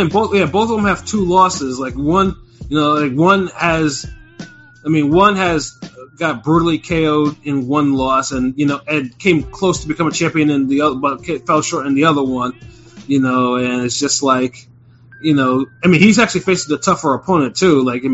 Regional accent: Australia; I mean, damn it, being Australian, you know, it just needs to be, it should be better.

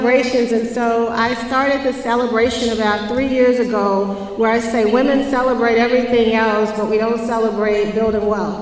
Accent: Jackson, Mississippi, United States; I grew up in Jackson, Mississippi

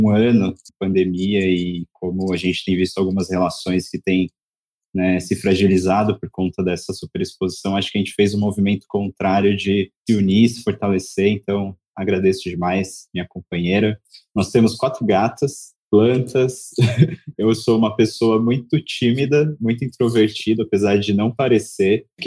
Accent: São Paulo, Brazil; now in Salvador, Brazil; Sou nascido em Salvador, vivi a minha vida inteira em São Paulo e, e há dois anos fiz esse retorno

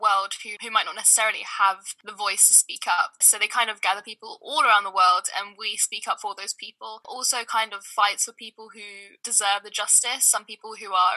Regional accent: London, United Kingdom; also born or lived in Sudan / Leeds; I'm born and raised in South London

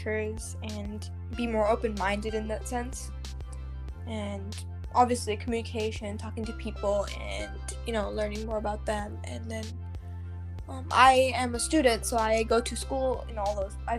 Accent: United States; moved away as an adult; also born or lived in Germany; now in Stavanger, Norway; I am American. And India, because my family is from there.

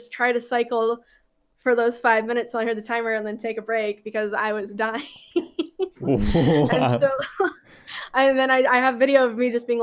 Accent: Southern California, United States; I grew up in Southern California.

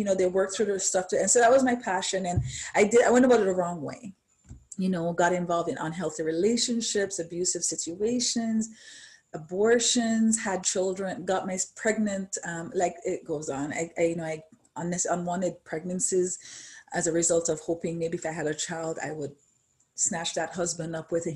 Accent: Jamaica; born and raised in Jamaica

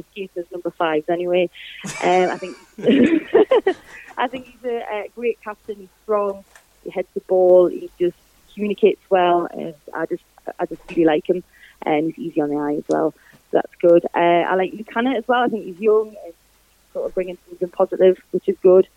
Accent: Gateshead, North East England, United Kingdom; I just love supporting my hometown, you know? Just like, why wouldn't you? It's where I was born

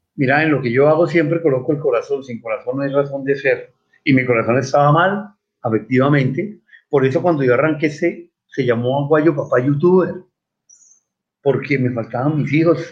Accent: Cali, Valle del Cauca, Colombia; also born or lived in Bogotá; Yo soy del Colegio Franciscano, orgullosamente de Pío 12, de Cali, cuando fuimos a vivir a Bogotá, por allá en el 70, seguí con los franciscanos, estuve en el Virrey Solís y después volví a Cali a graduarme

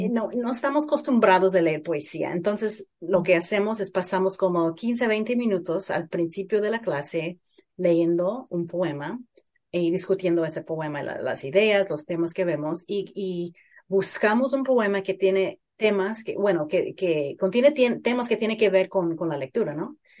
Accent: Phoenix, Arizona, United States; Yo crecí en Phoenix, en Arizona

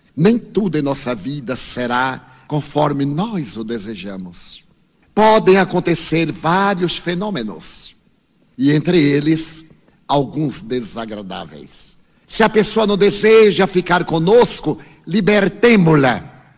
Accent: Brazil; eu venho do Brasil.

